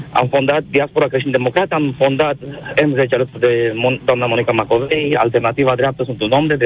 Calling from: Cluj-Napoca, Cluj County, Romania; vă sunt din Cluj, de pe taxi, sunt taximetrist astăzi.

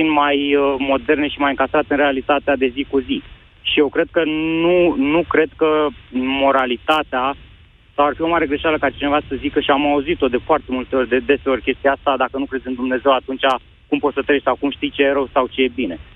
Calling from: Bucharest, Romania; salut, mai sunt … din București.

